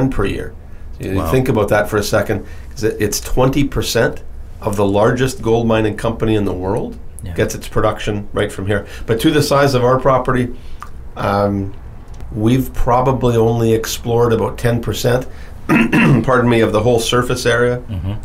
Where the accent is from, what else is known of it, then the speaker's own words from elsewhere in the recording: Timmins, Ontario, Canada; I was born in Timmins, Ontario